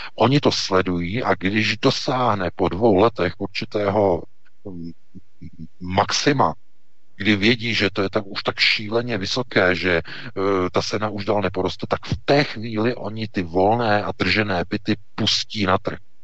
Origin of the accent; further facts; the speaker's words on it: Czechia; jsme my Češi